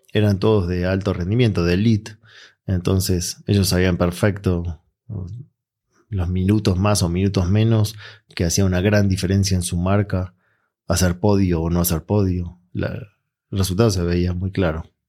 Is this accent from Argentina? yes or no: yes; Argentina; moved away; yo vengo de Argentina